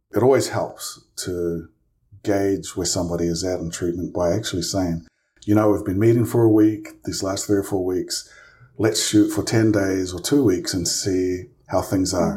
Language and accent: English; New Zealand; moved away as an adult; also born or lived in Provo, Utah; now in United States; I'm from New Zealand. Um, originally, I grew up there for, uh, gosh, the first twenty-one years of my life